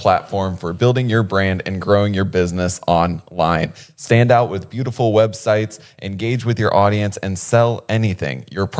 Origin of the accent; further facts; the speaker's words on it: Ohio, United States; now in Los Angeles, United States; growing up in Ohio, I wanted to be like a skateboarder so bad.